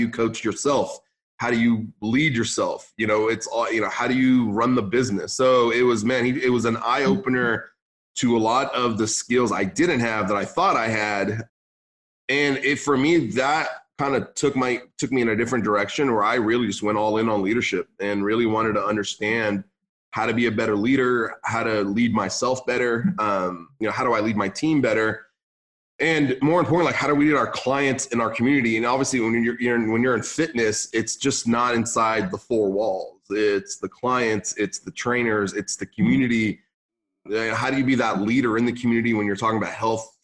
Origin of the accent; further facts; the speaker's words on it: San Luis Obispo, California, United States; English is a second language; also born or lived in Beirut, Lebanon; moved to California, Northern California, more Central California, like San Luis Obispo